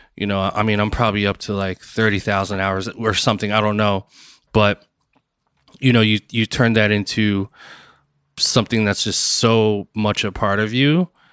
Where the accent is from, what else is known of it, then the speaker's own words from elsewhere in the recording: Bloomfield, New Jersey, United States; also born or lived in Newark, New Jersey; I was born and raised in New Jersey, um, Newark, New Jersey, and, um, and then most of my childhood, I was in Bloomfield, New Jersey